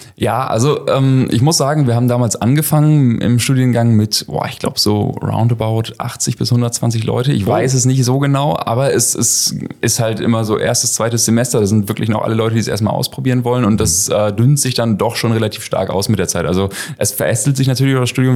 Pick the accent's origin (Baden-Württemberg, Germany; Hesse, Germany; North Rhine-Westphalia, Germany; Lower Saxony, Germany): Lower Saxony, Germany; Schortens; komme hier aus, aus Shortens, aus der Ecke